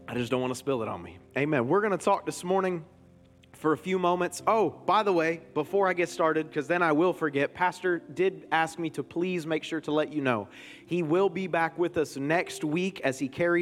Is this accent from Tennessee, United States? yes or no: no; Florida, United States; My whole family's from Michigan, but I'm born and raised down here